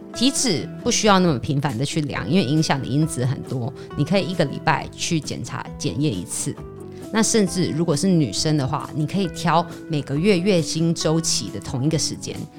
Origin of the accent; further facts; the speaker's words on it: Taiwan; 我们台湾人